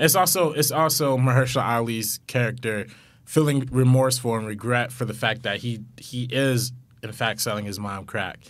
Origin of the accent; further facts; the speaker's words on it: Compton, California, United States; we're both from Compton, so, like, we live right down the street from each other